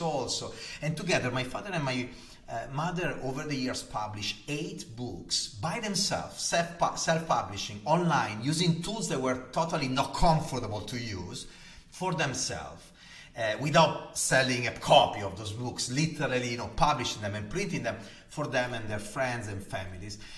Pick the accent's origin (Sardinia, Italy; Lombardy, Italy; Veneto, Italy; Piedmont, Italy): Lombardy, Italy; Gallarate; accent: Italian; English is a second language; moved away; am Italian, as you can hear from my heavy accent. Uh, and I was born 47 years ago in, the, in a town called Gallarate in the north of Italy, close to Milan